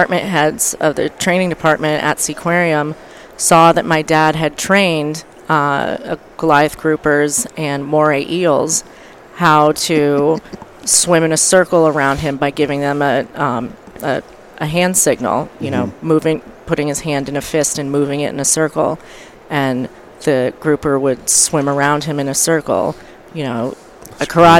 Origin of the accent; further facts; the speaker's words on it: Florida Keys, United States; growing up in the Keys, I had a fisherman for a father and a dolphin trainer for a mother